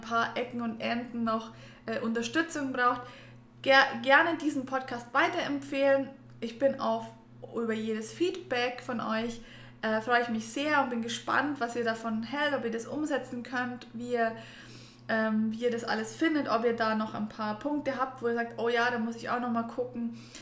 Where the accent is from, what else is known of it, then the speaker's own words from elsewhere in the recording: Germany; bei uns in Deutschland